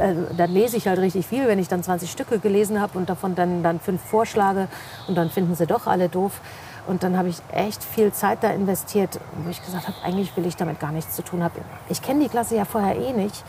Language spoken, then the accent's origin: German; Bielefeld, North Rhine-Westphalia, Germany; ich bin quasi im Obdachlosenheim aufgewachsen